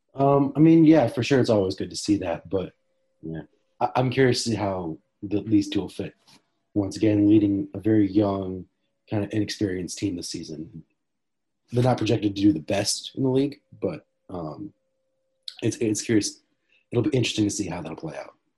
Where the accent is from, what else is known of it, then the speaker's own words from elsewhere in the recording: St. Louis, Missouri, United States; I'm from St. Louis, Missouri. I grew up with watching the Blues the whole time.